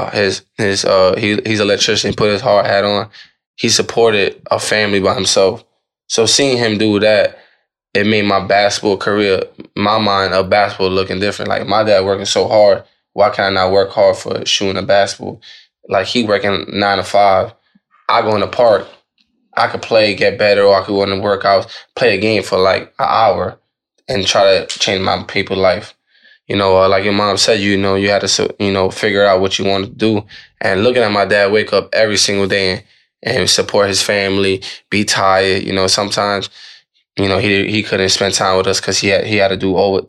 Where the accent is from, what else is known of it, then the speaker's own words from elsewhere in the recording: New York, United States; I'm from New York, but now it's my, you know, my bloodline down to my whole family, you know, being Puerto Rican